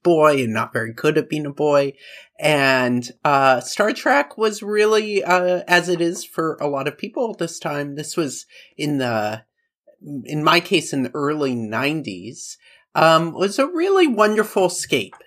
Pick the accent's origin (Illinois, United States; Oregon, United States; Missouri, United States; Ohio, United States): Oregon, United States; I was growing up in Oregon